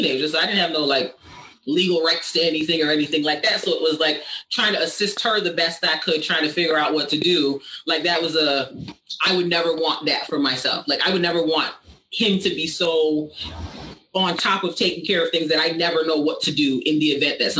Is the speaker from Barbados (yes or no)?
yes; Barbados; I'm an islander. I'm from Barbados. That's where my family's from.